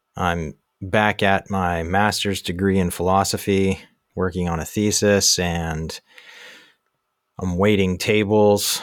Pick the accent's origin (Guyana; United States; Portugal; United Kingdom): United States; Baltimore, Maryland; moved away as an adult; also born or lived in Asia / Europe; now in Susquehanna Valley, Pennsylvania, United States; I was born and raised in Baltimore